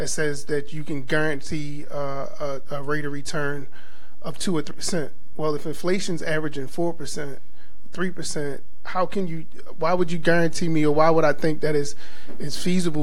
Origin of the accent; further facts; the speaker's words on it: Baltimore, Maryland, United States; growing up in Baltimore, there's two major churches